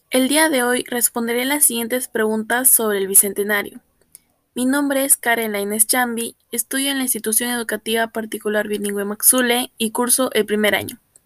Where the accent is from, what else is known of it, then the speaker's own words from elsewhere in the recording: Peru; Celebramos con mucha alegría de ser peruanos